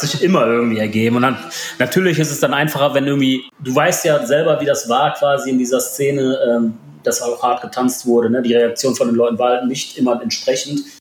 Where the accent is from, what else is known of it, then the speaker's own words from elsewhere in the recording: Ruhr area, North Rhine-Westphalia, Germany; also born or lived in Poland; now in Mönchengladbach, Germany; Vorher eigentlich mein ganzes Leben lang im Ruhrpott verbracht.